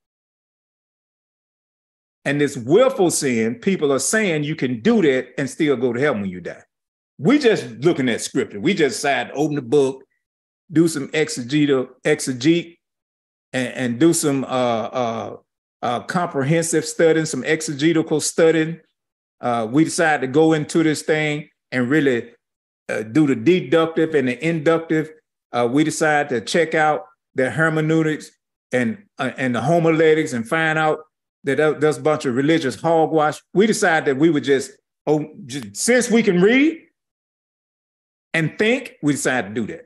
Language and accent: English; St. Louis, Missouri, United States; I'm just from St. Louis, Missouri, born in Homer G. Hospital